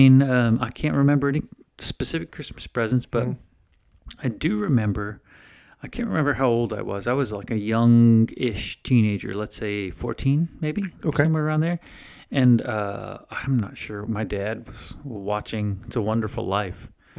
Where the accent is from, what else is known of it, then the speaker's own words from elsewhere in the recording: Winter Park, Florida, United States; I grew up in Florida, so snow and all that, nope, no such thing.